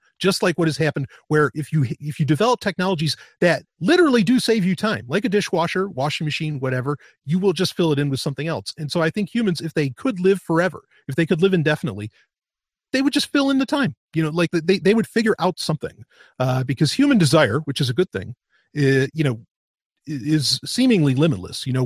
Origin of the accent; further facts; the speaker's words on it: United States; growing up in America in the 90s, like that's when I was a teenager